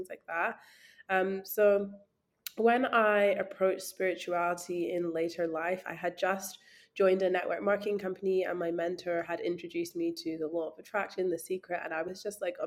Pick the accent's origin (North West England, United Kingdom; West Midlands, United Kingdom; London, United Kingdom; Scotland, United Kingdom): Scotland, United Kingdom; being like a Black girl growing up in Scotland in a very small town